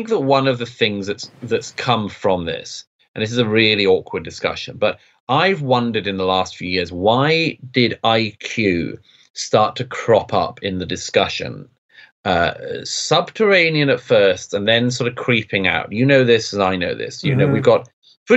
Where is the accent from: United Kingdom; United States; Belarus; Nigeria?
United Kingdom; London; I grew up in London in the 1980s